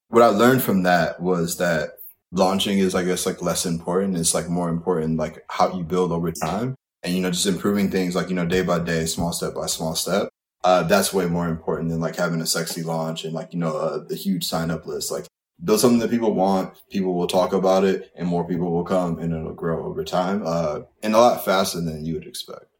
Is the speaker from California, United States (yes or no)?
no; Kalamazoo, Michigan, United States; moved away as an adult; now in New York, United States; I'm from Kalamazoo, Michigan originally, uh, and I went to school at Eastern Michigan, undergrad and grad.